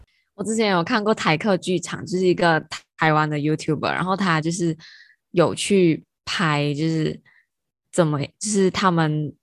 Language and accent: Chinese; Malaysia; 我们马来西亚人都觉得这个国家很危险。 对，以前以前我们都觉得危险。以前呢，啊，那时候我们在念台湾念大学的时候